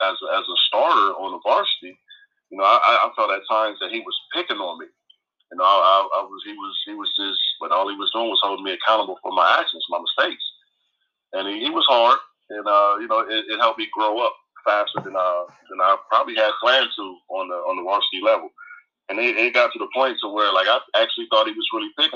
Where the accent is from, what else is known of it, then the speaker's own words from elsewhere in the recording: Lima, Ohio, United States; I grew up on the south end of Lima